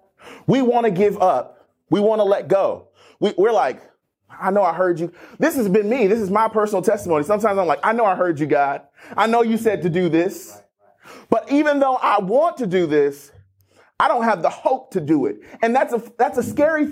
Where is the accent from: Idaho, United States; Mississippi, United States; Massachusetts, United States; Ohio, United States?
Ohio, United States; Cleveland; also born or lived in Akron, Ohio; I'm from Northeast Ohio and originally born and raised in Akron, actually Cleveland, Ohio.